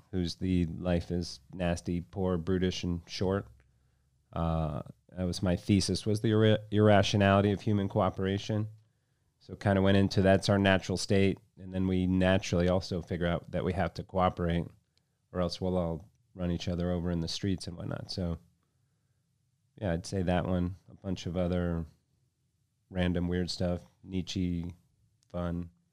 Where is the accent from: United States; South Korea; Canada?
United States; Vero Beach, Florida; moved away as an adult; also born or lived in Aspen, Colorado; now in Chicago, United States; I was born in Chicago, raised down in Vero Beach, Florida